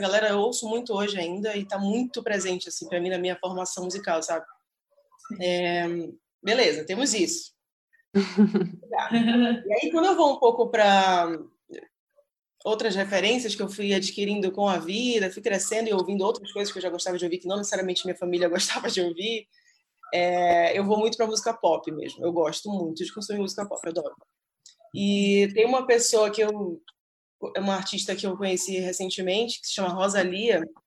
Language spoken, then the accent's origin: Portuguese; Belém, Pará, Brazil; moved away; que é lá uma banda de Belém, do Pará e tal, de onde eu sou